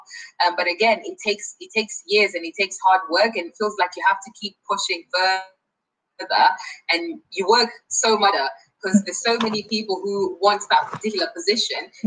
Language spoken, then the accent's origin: English; Kenya; also born or lived in Nottingham, United Kingdom; now in United Kingdom; I'm from Kenya